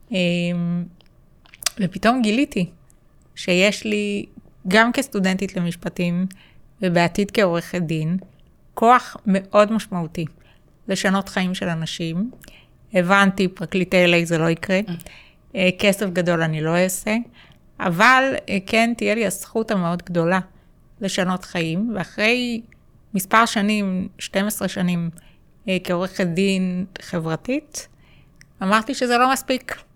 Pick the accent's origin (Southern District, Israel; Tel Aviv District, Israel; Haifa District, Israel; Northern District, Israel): Tel Aviv District, Israel; Holon; אמ, גדלתי בשכונת נווה רמז, כמו שאמרתם.